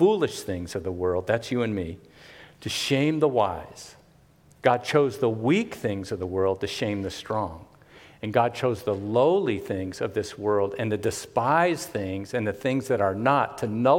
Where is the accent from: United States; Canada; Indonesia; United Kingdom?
United States; Miami, Florida; hoodlum and little wannabe hippie growing up in Carroll City, Miami, Florida